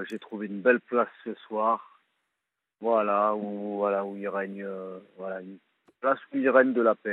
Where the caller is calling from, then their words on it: Cherbourg, Normandy, France; je sais pas si vous savez comment est fait Cherbourg.